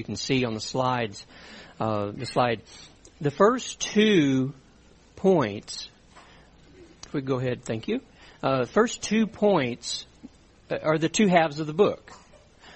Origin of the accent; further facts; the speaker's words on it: South Louisiana, United States; I grew up in South Louisiana